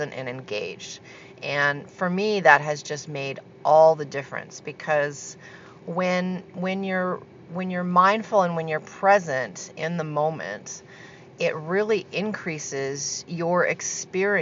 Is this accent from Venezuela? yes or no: no; Canada; moved away as an adult; also born or lived in Argentina; I just moved back from a 12-year stint in Argentina. So I'm back in my hometown now in Canada